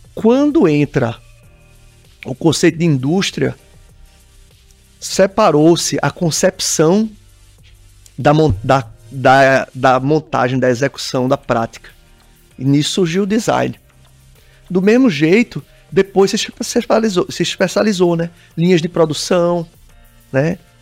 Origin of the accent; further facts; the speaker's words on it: Pernambuco, Brazil; eu sou pernambucano, pernambucano é caseiro pra caramba